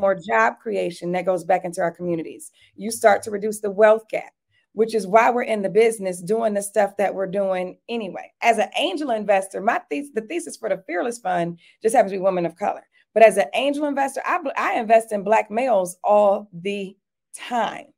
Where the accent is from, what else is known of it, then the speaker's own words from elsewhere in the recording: Detroit, Michigan, United States; now in Atlanta, United States; I grew up in Detroit, Michigan